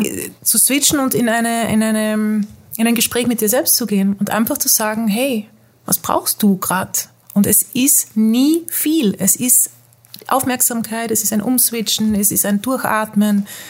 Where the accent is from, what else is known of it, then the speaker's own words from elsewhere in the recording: Netherlands; moved away as an adult; also born or lived in Mexico; ich bin in Holland aufgewachsen mit österreichischen